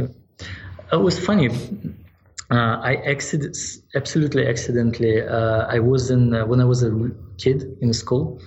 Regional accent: Yalta, Crimea, Ukraine; now in United States; my hometown it's uh, in ukraine in yalta

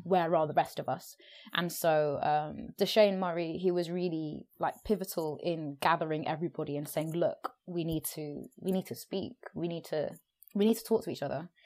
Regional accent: London, United Kingdom; also born or lived in Brisbane, Australia / Hackney, East London; I grew up in South London as well

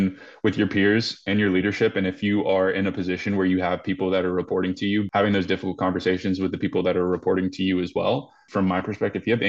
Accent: Greensboro, North Carolina, United States; moved away as an adult; now in Denver, United States; I'm born and raised in Greensboro, North Carolina. So I've been a Carolina boy all my life.

